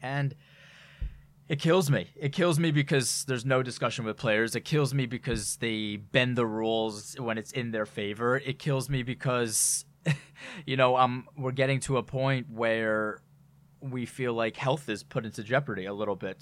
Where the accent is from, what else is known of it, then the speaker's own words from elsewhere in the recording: New York, United States; being a New Yorker